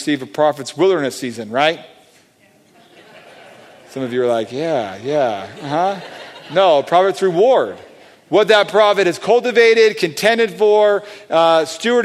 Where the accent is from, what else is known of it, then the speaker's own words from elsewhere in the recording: Southern California, United States; I grew up in Southern California